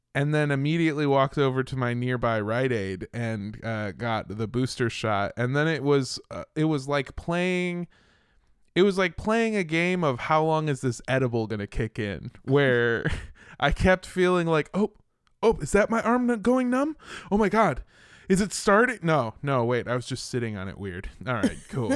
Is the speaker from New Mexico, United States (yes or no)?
no; Los Angeles, California, United States; I grew up in Los Angeles, California